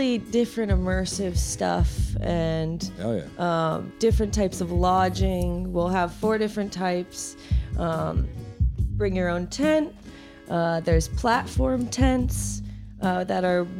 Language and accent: English; Florida, United States; moved away as an adult; now in New Jersey, United States; I'm from Florida